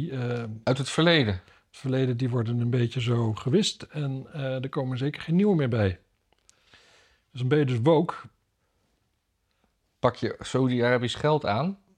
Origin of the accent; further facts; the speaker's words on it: Canada; Ik ben uit Canada oorspronkelijk.